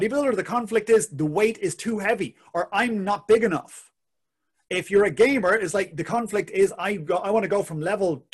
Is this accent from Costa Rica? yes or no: no; Ireland; being Irish